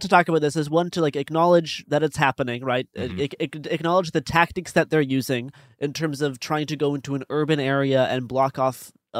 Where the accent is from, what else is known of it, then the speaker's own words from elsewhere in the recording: Saskatoon, Saskatchewan, Canada; in my hometown of Saskatoon, Saskatchewan.